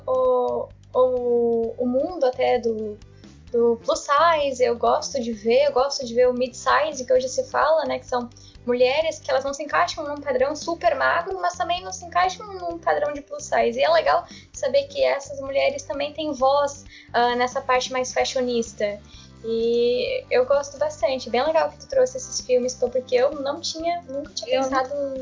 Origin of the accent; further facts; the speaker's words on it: Uruguaiana, Rio Grande do Sul, Brazil; eu morando aqui no Rio Grande do Sul, morando em Uruguaiana desde sempre